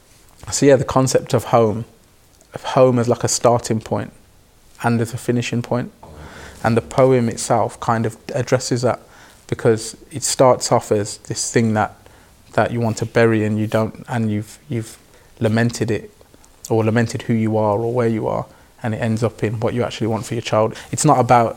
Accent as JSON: {"language": "English", "town": "Birmingham", "region": "West Midlands", "country": "United Kingdom", "tie": "born or raised there", "said": "I was raised in Neechels by a mother and a father"}